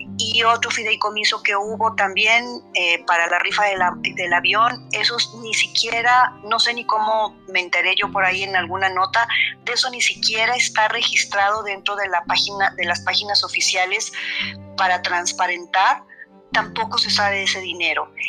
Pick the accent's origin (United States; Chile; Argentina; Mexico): Mexico; nosotros los mexicanos